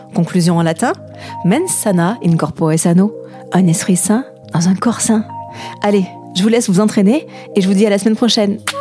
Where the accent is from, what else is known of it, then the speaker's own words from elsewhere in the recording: Ariège, Occitania, France; moved away; J'ai grandi en Ariège quelques années